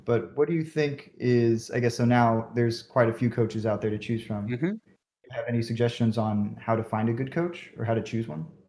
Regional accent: Bay Area, California, United States; I'm from the Bay Area.

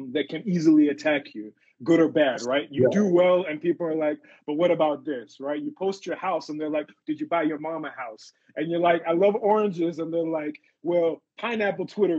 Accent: Zimbabwe; moved away; also born or lived in South Africa; I'm originally from Zim, and we started Twimbos up in Zim

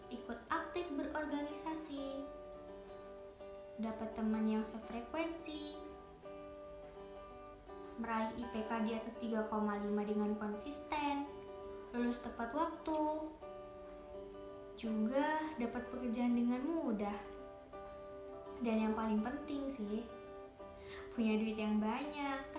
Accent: Lampung, Indonesia; Asal aku dari Lampung, tepatnya Lampung Barat.

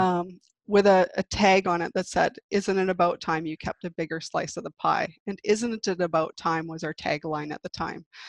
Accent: Victoria, British Columbia, Canada; also born or lived in Vancouver / Calgary / New York; I grew up in Victoria

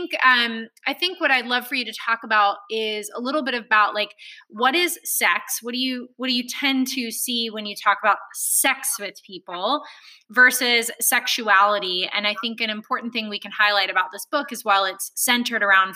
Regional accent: Alabama, United States; I grew up in Alabama

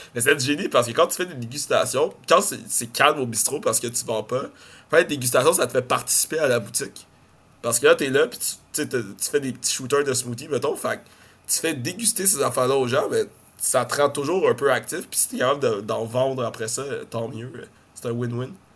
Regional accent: Montreal, Quebec, Canada; Je suis comme de, Montréal

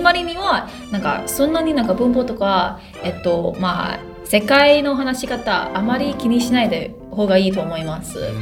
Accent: California, United States; first language English; Japanese is a second language; アメリカで住んでいたんけど、えっと、母語は英語ですけど

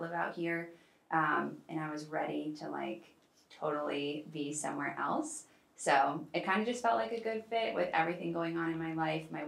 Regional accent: Boston, Massachusetts, United States; moved away as an adult; now in Los Angeles, United States; I'm originally from Boston, grew up in Boston, and then I moved out to LA back in August timeframe.

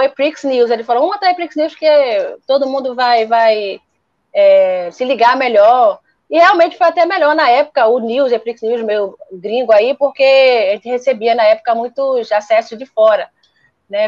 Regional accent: Recife, Pernambuco, Brazil; eu sou de Recife

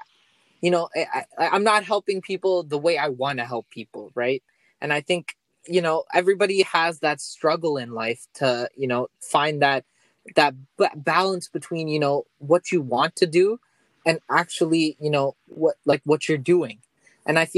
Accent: Toronto, Ontario, Canada; I'm from Toronto, Canada.

